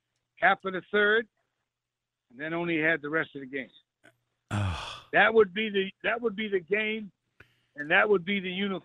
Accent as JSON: {"language": "English", "town": "New Bedford", "region": "Massachusetts", "country": "United States", "moved": "yes", "said": "I'm from New Bedford, Massachusetts. I went to vocational high school."}